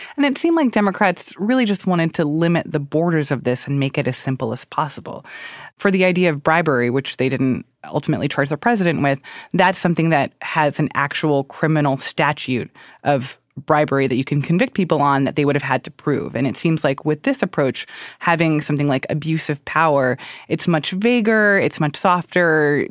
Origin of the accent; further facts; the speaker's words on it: Florida, United States; I'm also from Florida